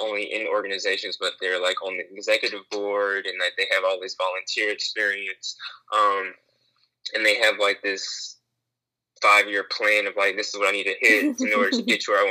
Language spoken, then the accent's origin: English; Jacksonville, North Carolina, United States; I'm originally from Jacksonville, North Carolina.